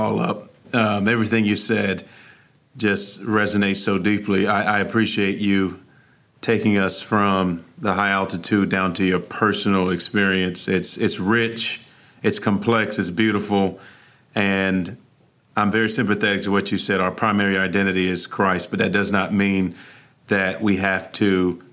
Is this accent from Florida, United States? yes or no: yes; Miami, Florida, United States; I was born in Miami